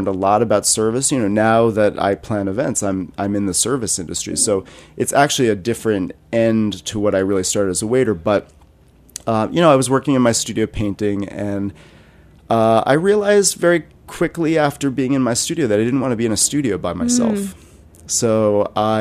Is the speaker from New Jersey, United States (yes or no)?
yes; New Jersey, United States; also born or lived in Rhode Island; I grew up in New Jersey.